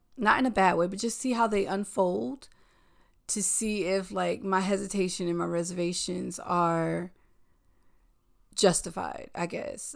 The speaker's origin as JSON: {"language": "English", "region": "the South", "country": "United States", "moved": "yes", "lives_now": "New York, United States", "said": "I'm a Southerner."}